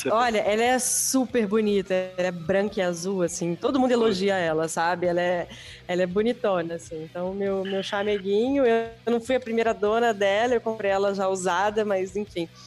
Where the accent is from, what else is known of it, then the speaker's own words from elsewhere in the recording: Rio de Janeiro, Brazil; now in São Paulo, Brazil; Estou em São Paulo. Sou, não sou daqui, sou do Rio, mas moro em São Paulo já há bastante tempo. Dizem meus amigos que eu até já perdi o, quase todo o sotaque.